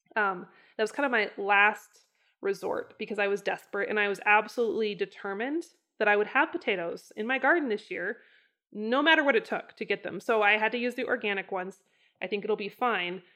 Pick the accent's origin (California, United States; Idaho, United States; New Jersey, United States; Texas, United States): Idaho, United States; northern; moved away; I grew up in the north part of Idaho, which really is not very potato heavy.